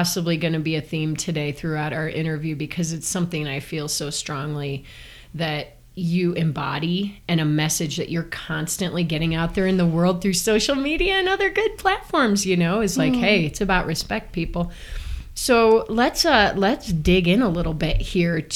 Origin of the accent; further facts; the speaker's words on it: Chicago, Illinois, United States; moved away; I'm from Chicago